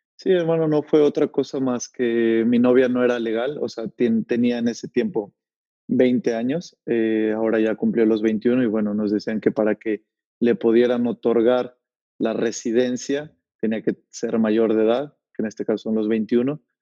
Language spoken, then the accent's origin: Spanish; Tlalnepantla de Baz, State of Mexico, Mexico; moved away as an adult; also born or lived in Tultepec / Barrientos; now in Netherlands; Ahí viví unos cuantos años de mi niñez y de ahí ya fue que me regresó a Tlalnepantla, a San Rafael, que fue donde, donde crecí.